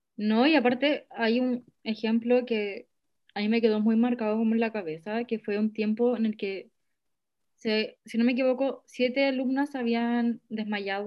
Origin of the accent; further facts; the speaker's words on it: Chile; como yo siendo chilena, nacida en Chile, haber estado acá toda mi vida